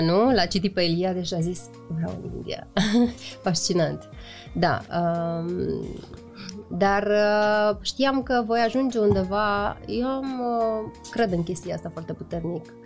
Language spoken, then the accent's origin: Romanian; Iași, Iași County, Romania; faptul că sunt moldoveancă